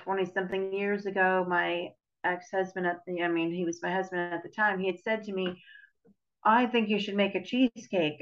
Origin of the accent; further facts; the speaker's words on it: New York, United States; moved away; I'm Italian and I'm from New York